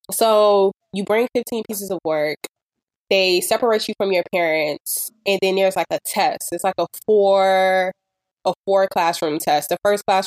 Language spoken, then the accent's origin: English; Miami, Florida, United States; I grew up in Miami, of course, I grew up in like Dade County